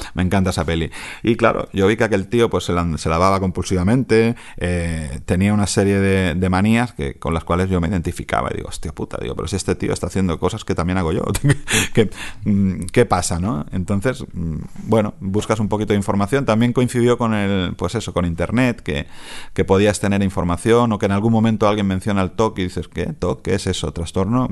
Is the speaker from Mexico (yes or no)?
no; Catalonia, Spain; como catalán